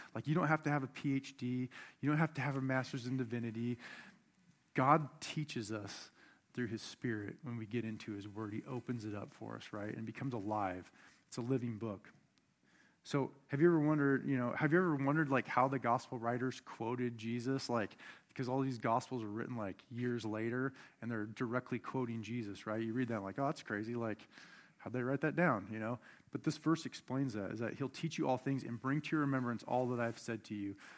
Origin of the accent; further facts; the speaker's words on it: Buckley, Washington, United States; I grew up outside of Mount Rainier in Buckley as a kid